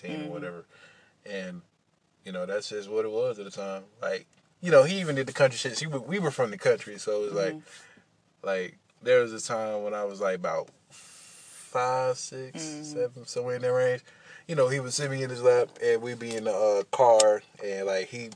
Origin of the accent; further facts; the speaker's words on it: Albany, Georgia, United States; my hometown, Albany